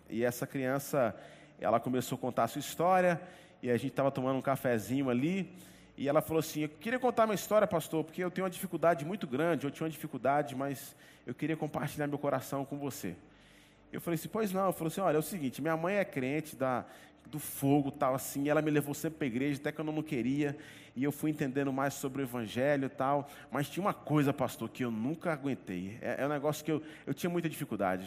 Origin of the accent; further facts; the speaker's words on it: Northeast Region, Brazil; nós que somos do Nordeste, temos o costume de tempos em tempos a gente viajar para o sertão do nosso estado